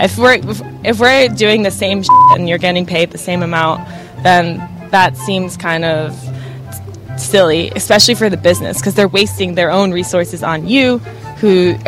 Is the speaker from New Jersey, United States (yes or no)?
yes; New Jersey, United States; I mean, I come from New Jersey.